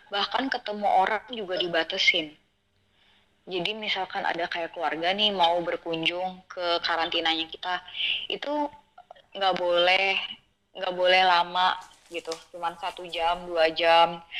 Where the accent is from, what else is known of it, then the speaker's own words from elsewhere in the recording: Banjarmasin, South Kalimantan, Indonesia; aku masak masakan khas Banjarmasin karena kan aku dari Banjarmasin kan